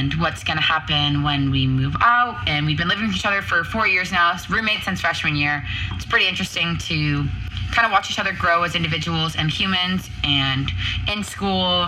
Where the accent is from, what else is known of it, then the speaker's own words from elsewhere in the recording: Boston, Massachusetts, United States; moved away as an adult; now in Arizona, United States; I'm from Boston, Massachusetts. I'm 20 minutes outside of Boston, 15 minutes away from New Hampshire